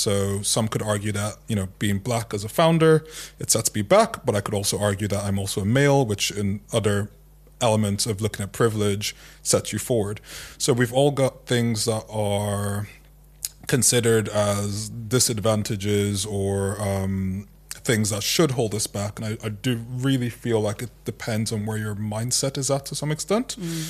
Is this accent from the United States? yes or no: no; Ireland; I grew up mostly in Ireland, I still grew up with Nigerian parents and grew up with Nigerian philosophy and ways of thinking